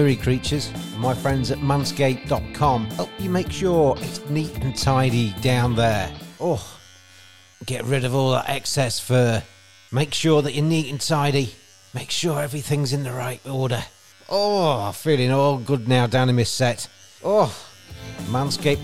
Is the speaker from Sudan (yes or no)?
no; England, United Kingdom; I'm English